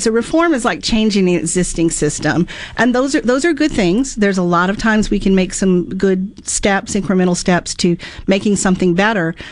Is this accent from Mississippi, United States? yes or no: yes; Mississippi, United States; also born or lived in Florida; back in Mississippi, my home state